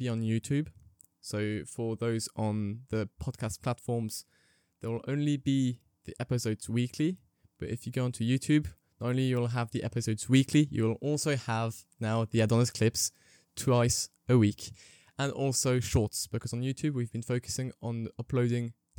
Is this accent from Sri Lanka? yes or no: no; Belgium; moved away as an adult; now in Lancaster, United Kingdom; I am French and English, and I was raised in Belgium.